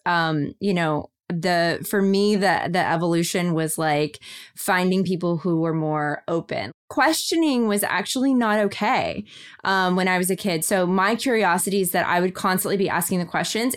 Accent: Kentucky, United States; moved away; our families are not from here. I'm from Kentucky

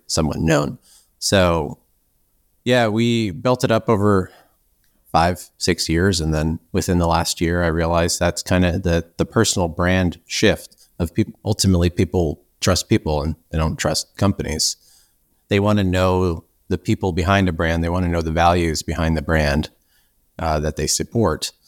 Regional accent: Canada; also born or lived in Victoria, British Columbia; I'm actually Canadian, so I'm on an island near Seattle

